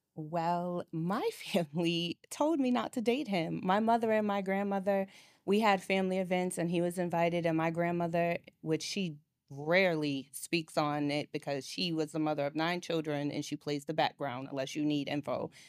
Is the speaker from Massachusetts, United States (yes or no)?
yes; Boston, Massachusetts, United States; moved away as an adult; now in Atlanta, United States; I'm originally from Boston